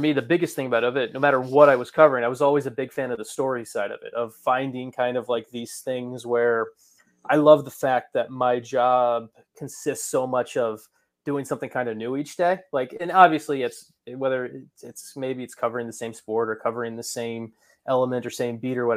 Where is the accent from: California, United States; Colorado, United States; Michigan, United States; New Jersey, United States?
New Jersey, United States; I grew up in New Jersey, so I grew up as a big Devils fan in North Jersey